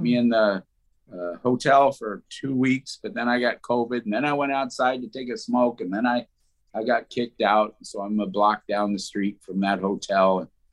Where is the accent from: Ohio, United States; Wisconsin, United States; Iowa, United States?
Iowa, United States; Des Moines; moved away as an adult; I grew up in Des Moines